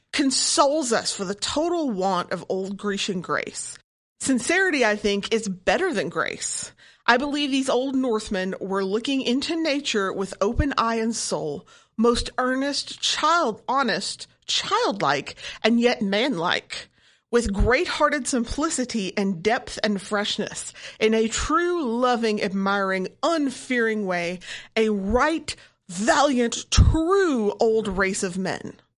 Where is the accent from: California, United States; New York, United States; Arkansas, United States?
Arkansas, United States; I grew up in Arkansas